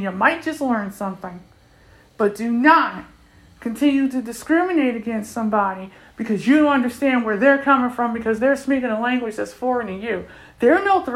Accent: United States; first language English; I'm American

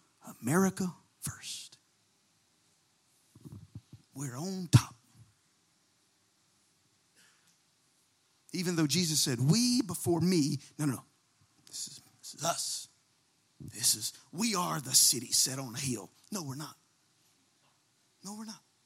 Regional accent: United States; I am a Christian before I'm American

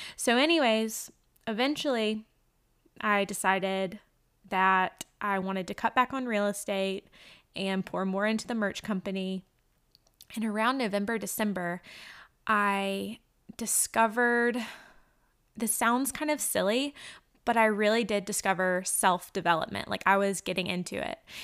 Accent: Macon, Georgia, United States; moved away as an adult; also born or lived in New Zealand; now in North Carolina, United States; we were living in my hometown of Macon, Georgia

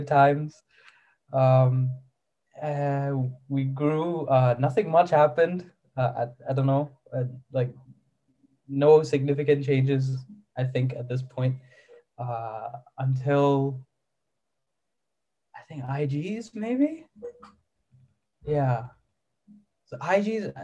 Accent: Malaysia; moved away as an adult; also born or lived in Saudi Arabia; now in United Kingdom; I was born in Malaysia. And then I was raised there for like 3 years. And then after that, because my dad's job, we flew to Saudi Arabia. And we lived there for 5 years. Then when I came back

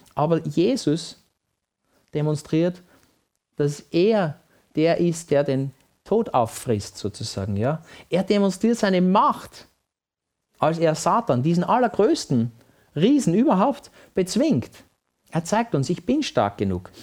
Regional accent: Vienna, Austria; Wenn ich mit meinem Papa als kleines Kind in Wien spazieren war

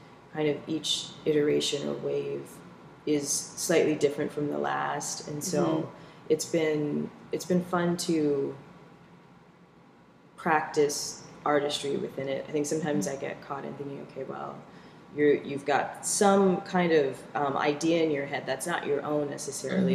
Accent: Seattle, Washington, United States; I'm from Seattle

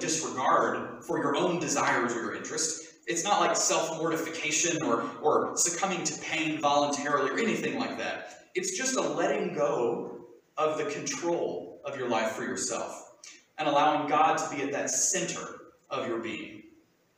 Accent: Southern Appalachia, United States; accent: Southern Appalachian; first language English; I have an identity as a Southern Appalachian, and yes, that does extend beyond my funny talking accent

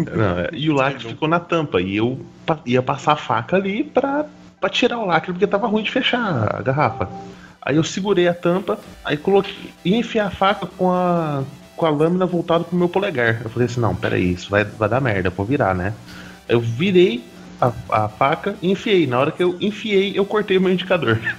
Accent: southern Minas Gerais, Brazil; eu sou do sul de Minas

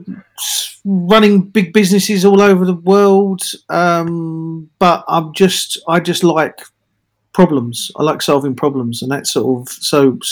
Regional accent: London, United Kingdom; moved away as an adult; also born or lived in Australia / Manchester; now in Bristol, United Kingdom; I'm in Bristol after being in London, growing up in London and being dragged up in London

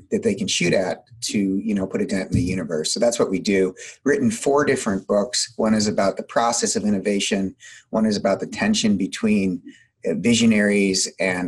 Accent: Midwest, United States; I'm also from the Midwest, so I tend to talk pretty quickly

